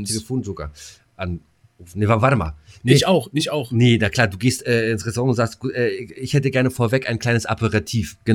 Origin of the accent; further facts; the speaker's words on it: East Germany, Germany; Ne, als Ossi kennst du halt äh, blauen Würger und Pfeffi